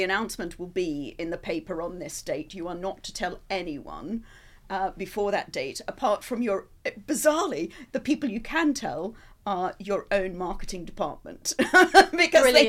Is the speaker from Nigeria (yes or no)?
no; Australia; now in United Kingdom; being an Australian, that perhaps they'd found out and they were sending me home